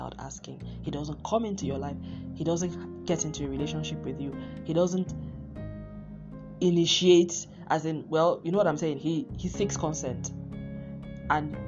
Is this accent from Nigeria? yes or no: yes; Nigeria; moved away; I'm Nigerian